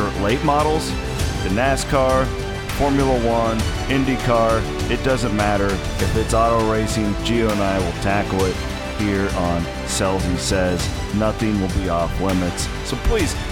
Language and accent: English; Midwest, United States; also born or lived in Corning, Iowa; I grew up riding around the Midwest at dirt tracks in a motorhome with my uncle.